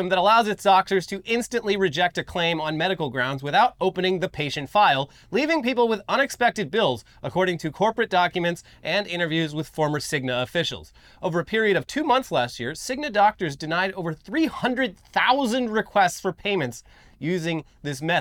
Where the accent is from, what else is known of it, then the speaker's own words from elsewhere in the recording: South Africa; now in United States; I am a South African MAGA preacher.